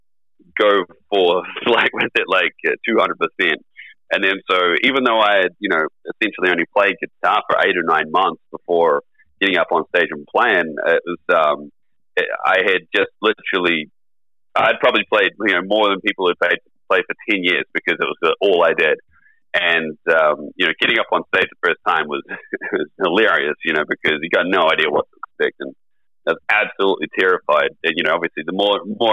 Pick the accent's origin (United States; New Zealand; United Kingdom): New Zealand; it's about like 60,000 people here in my hometown